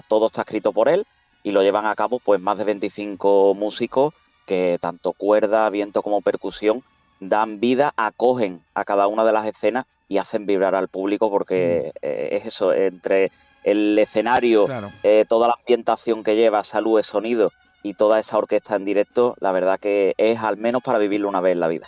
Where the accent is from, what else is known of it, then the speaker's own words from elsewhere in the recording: Santiponce, Andalusia, Spain; la mayoría somos de, de Santiponce